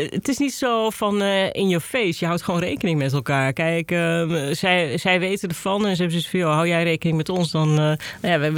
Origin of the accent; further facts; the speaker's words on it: Gelderland, Netherlands; kom dan uit de Achterhoek.